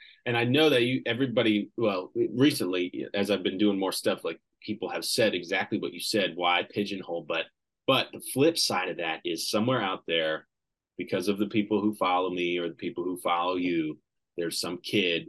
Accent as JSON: {"language": "English", "region": "Pennsylvania", "country": "United States", "moved": "as an adult", "lives_now": "Nashville, United States", "said": "I relocated to Nashville after my first pro season in 2019 because I'm originally from Pennsylvania."}